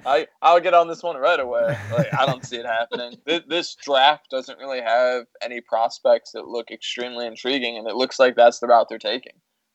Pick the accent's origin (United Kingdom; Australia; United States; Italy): United States; Chicago, Illinois; I'm a Chicagoan.